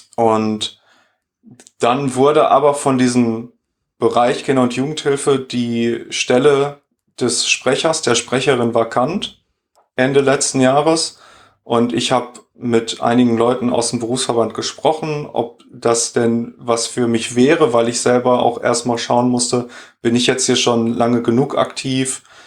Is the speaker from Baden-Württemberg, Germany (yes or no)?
no; Sauerland, North Rhine-Westphalia, Germany; moved away as an adult; also born or lived in Dortmund; now in Düsseldorf, Germany; Ich bin nämlich geboren und aufgewachsen im Sauerland